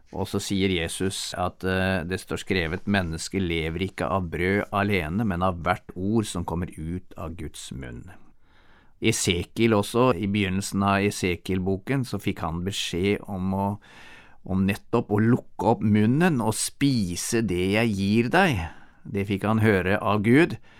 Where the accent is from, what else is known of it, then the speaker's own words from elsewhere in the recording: Norway; moved away; hjemme i Norge